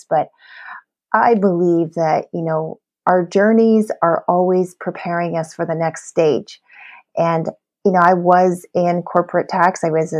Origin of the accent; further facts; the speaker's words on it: Canada; And so now I'm a Canadian founder and a presidential diamond leader with doTERRA essential oils.